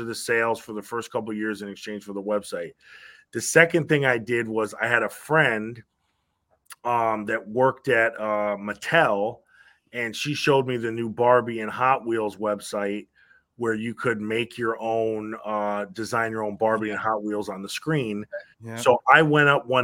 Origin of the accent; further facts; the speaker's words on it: Stamford, Connecticut, United States; We grew up in Connecticut. Stamford, Connecticut